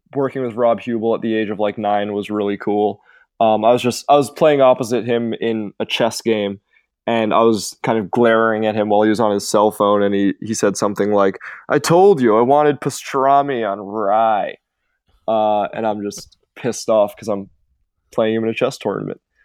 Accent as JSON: {"language": "English", "region": "suburbs of New York", "country": "United States", "tie": "born or raised there", "also_born_or_lived": "England / Montreal, Canada", "said": "I was born in England, um, and moved to, like, the suburbs of New York when I was, like, four years old."}